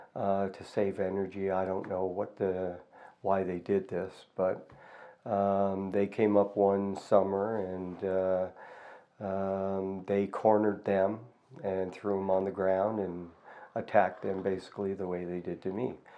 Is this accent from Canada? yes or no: yes; Toronto, Ontario, Canada; now in Calgary, Canada; I was born in Toronto in 1965.